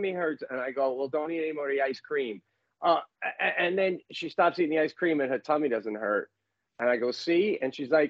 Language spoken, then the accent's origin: English; New York, United States; as a New Yorker